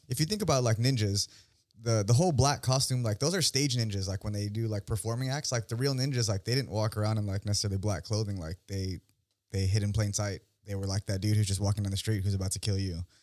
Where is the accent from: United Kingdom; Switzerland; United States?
United States; Union City, California; moved away as an adult; now in San Diego, United States; I'm born and raised in the Bay Area, uh, specifically Union City, the Yoon.